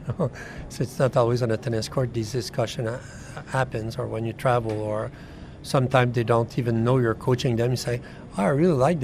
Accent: Canada; I'm Canadian

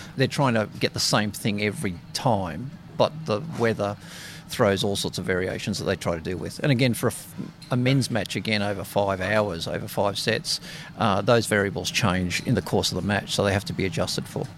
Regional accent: Sydney, New South Wales, Australia; I'm from Sydney, but obviously working here at the Australian Open.

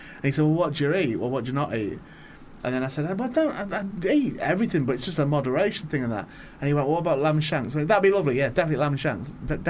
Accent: Warrington, North West England, United Kingdom; Because I'm from, I was born in Warrington, and I was sent from St. Helens because I'm Northwest and I follow Saints and that.

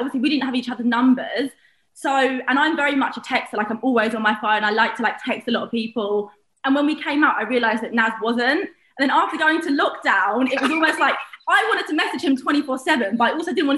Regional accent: Bromley, London, United Kingdom; I'm from Bromley

